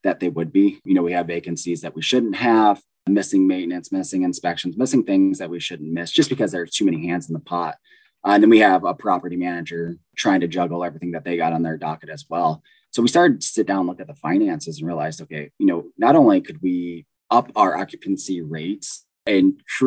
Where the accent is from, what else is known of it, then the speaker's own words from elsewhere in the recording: Southern California, United States; moved away as an adult; also born or lived in Midwest; I grew up in Southern California to a really poor family on welfare